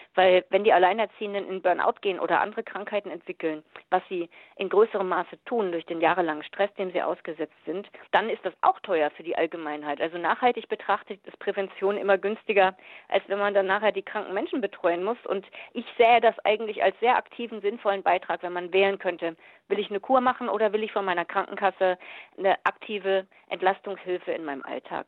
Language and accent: German; Germany; bei uns in Deutschland